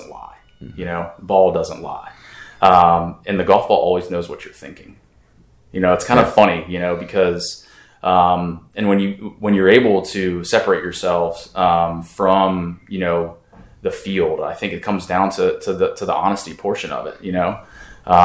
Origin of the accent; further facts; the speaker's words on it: Pittsburgh, Pennsylvania, United States; now in Richmond, United States; Originally, I'm from Pittsburgh, the Pittsburgh area, but I do consider Richmond home.